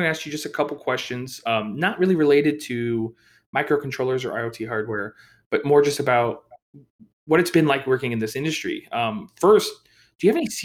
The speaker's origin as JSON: {"language": "English", "region": "Indiana", "country": "United States", "moved": "yes", "said": "like the nearest real big city to where I am from in Indiana was Chicago"}